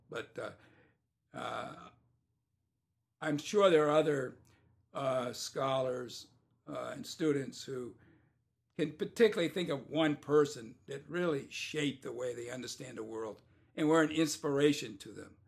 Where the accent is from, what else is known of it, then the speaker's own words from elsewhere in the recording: Vermont, United States; now in Indiana, United States; I'm from Vermont.